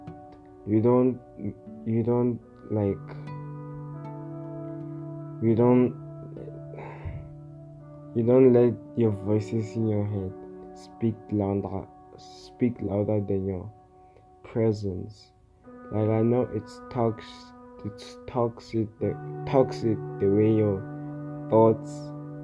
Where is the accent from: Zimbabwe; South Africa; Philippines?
South Africa; I'm from South Africa.